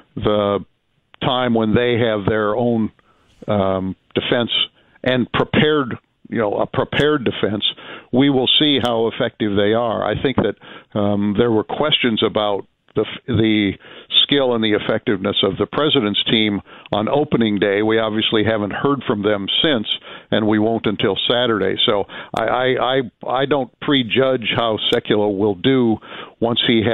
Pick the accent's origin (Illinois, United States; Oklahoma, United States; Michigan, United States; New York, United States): Illinois, United States; I'm a Midwesterner, although I grew up in Illinois and therefore was a Bears fan as a kid